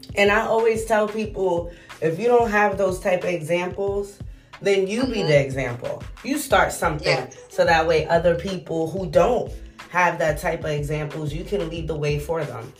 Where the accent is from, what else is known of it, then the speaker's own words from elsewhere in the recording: New York City, New York, United States; I'm from New York City